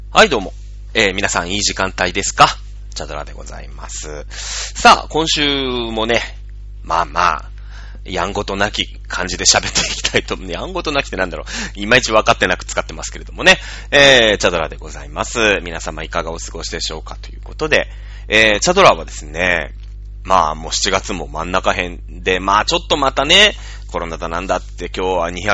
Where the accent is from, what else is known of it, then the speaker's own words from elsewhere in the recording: Mishima, Shizuoka, Japan; moved away as an adult; now in Tokyo metropolitan area, Japan; 私の実家は静岡県の三島市というですね